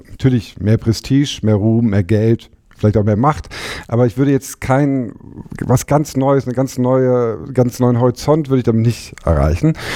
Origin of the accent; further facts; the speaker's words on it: Frankfurt, Hesse, Germany; moved away as an adult; also born or lived in Hamburg; ich komme aus, aus Frankfurt